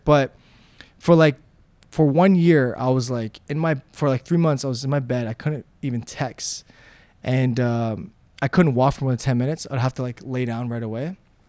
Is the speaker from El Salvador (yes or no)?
no; Slovakia; English is a second language; now in Toronto, Canada; when I came from Slovakia to Toronto, I was very poor, like I said.